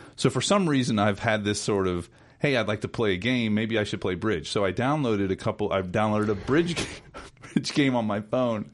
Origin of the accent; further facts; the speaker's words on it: North Carolina mountains, United States; growing up in North Carolina. Of course, I grew up in the mountains